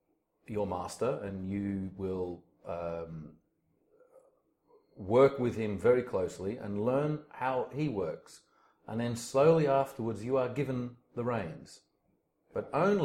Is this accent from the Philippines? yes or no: no; Australia; I was born in Australia. My mother's French. My father's Dutch. And I lived in a very mixed household with a lot of different cultures and ideas. But I grew up in a farming environment.